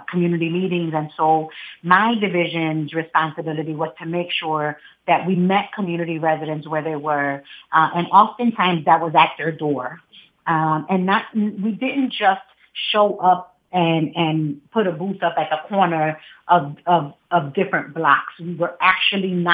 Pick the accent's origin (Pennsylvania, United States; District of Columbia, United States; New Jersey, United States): Pennsylvania, United States; Philadelphia; My roots are from right here. I'm born and raised in Philadelphia. Most of my childhood was spent in the Huntington Park community.